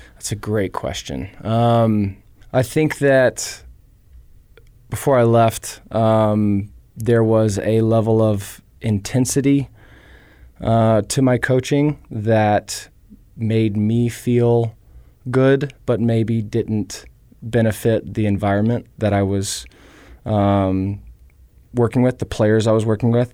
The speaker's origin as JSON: {"language": "English", "region": "Tennessee", "country": "United States", "tie": "born or raised there", "moved": "yes", "lives_now": "Missoula, United States", "said": "I grew up in Southern hospitality in Tennessee"}